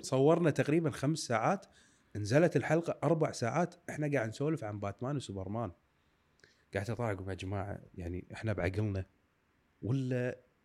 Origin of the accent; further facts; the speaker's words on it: Kuwait; احنا كويتيين